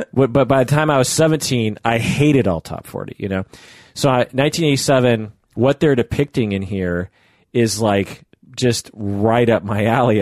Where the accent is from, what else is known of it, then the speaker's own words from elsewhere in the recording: Issaquah, Washington, United States; I grew up in Issaquah, which, you know, has lakes and stuff